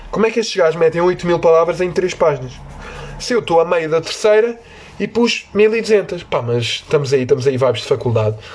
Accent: Vila Real, Norte, Portugal; Porque eu agora falo assim que eu sou do Vila Real, sou do Norte.

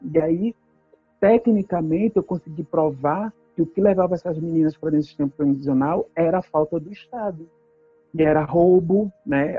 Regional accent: Northeast Region, Brazil; moved away as an adult; now in Canada; eu sou nordestina, sou preta, sou periférica

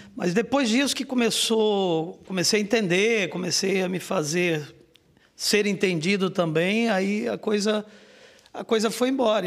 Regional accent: Rio de Janeiro, Brazil; moved away as an adult; now in Blumenau, Brazil; eu sou natural do Rio de Janeiro

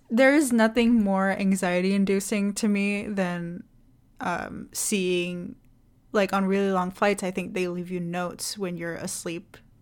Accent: Indonesia; moved away; I'm from Indonesia

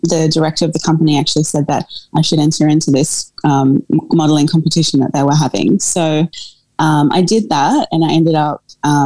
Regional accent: Australia; also born or lived in South Africa; I was born in South Africa and moved to Australia when I was a baby with my family.

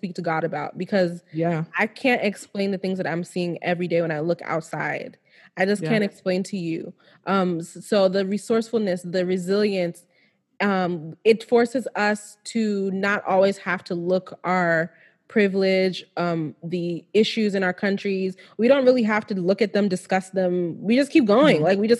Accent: Nigeria; Every last Nigerian, we are the shit. Like, I'm not even trying to say that because I'm Nigerian.

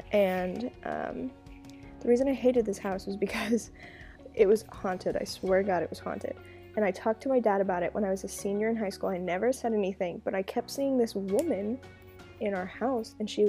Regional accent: Burlington, Kansas, United States; born there; I was born in Burlington, Kansas. I was technically born in Emporia, the hospital, but I lived in Burlington.

